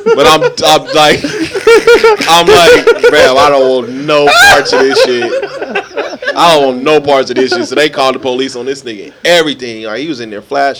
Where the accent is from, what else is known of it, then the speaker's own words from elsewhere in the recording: Las Vegas, Nevada, United States; We come from Las Vegas. This is a 24-hour city.